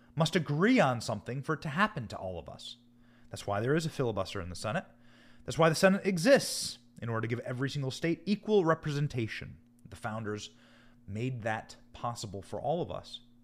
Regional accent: Iowa, United States; moved away as an adult; also born or lived in Washington, D.C.; now in Tampa, United States; I was raised in Iowa, I was raised in the Midwest.

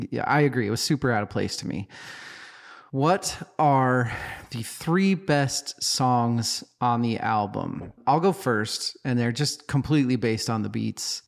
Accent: United States; we're American

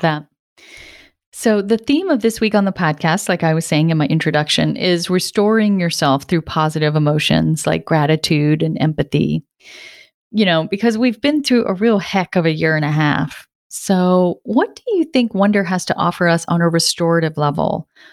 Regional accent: Rhode Island, United States; I grew up in Rhode Island, where I live now

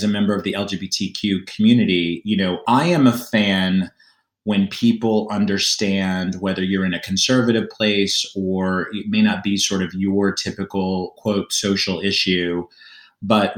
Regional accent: Oklahoma, United States; now in New York City, United States; I grew up in Oklahoma

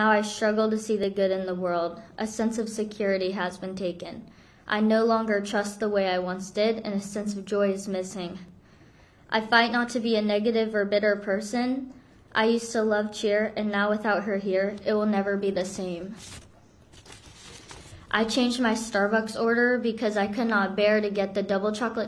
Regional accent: South Korea; moved away; I'm from Korea

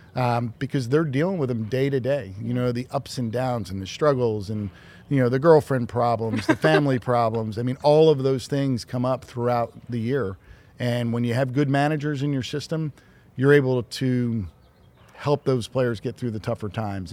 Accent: Philadelphia, Pennsylvania, United States; growing up in Philadelphia

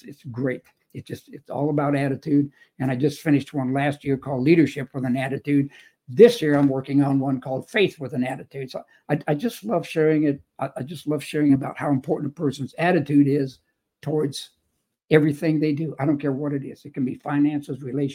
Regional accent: El Paso, Texas, United States; also born or lived in Chicago; I was born and raised in El Paso, Texas

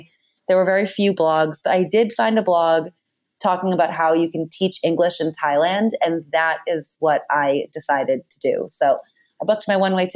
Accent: Boston, Massachusetts, United States; moved away; I grew up in Boston, Massachusetts

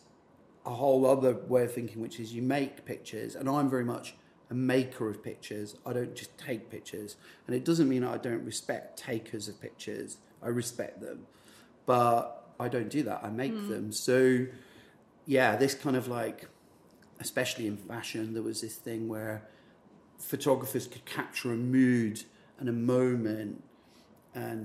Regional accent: Scotland, United Kingdom; I'm from Scotland.

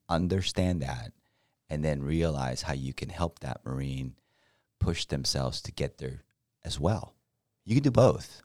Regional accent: Mexico; now in United States; I'm from Mexico

